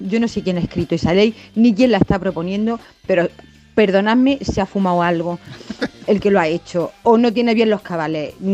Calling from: Granada, Andalusia, Spain; de Granada.

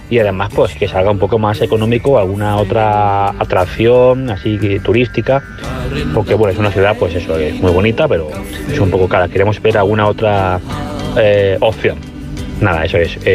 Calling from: Valencia, Valencian Community, Spain

